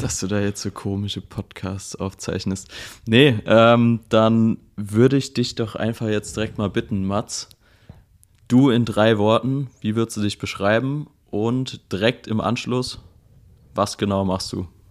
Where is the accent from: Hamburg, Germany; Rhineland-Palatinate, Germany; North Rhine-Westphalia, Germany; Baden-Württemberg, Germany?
Rhineland-Palatinate, Germany; Mainz; Ich komme aus Mainz.